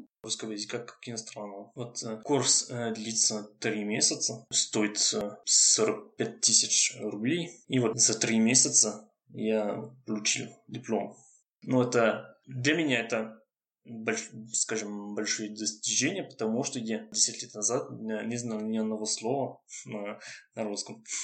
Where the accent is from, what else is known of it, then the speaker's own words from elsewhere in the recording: Lyon, Auvergne-Rhône-Alpes, France; Russian is a second language; moved away as an adult; now in Paris, France; Я француз. Э, живу... Ну, я из Лиона Сейчас, ну, несколько месяцев